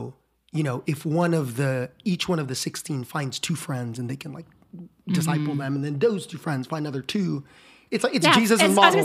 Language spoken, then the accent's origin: English; Philippines; now in Austin, United States; Elementary school, I grew up in the Philippines